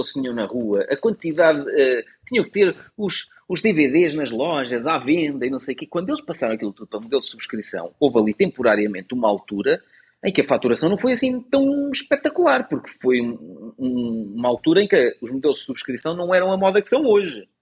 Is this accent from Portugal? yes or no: yes; Portugal; nasci em Portugal e vou ficar aqui pelo meu país